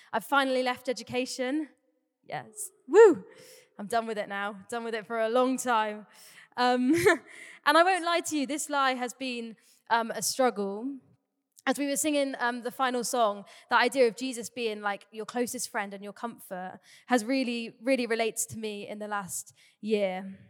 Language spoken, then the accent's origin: English; Torquay, South West England, United Kingdom; also born or lived in Cardiff; I grew up in the Bay. I've lived here for nearly twenty-two years now. Crazy. Um, grew up in Torquay.